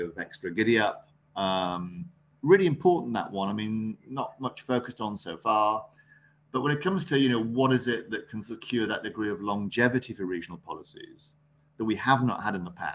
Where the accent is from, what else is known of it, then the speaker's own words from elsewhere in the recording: Sunderland, North East England, United Kingdom; I was born up in Sunderland on the northeast coast.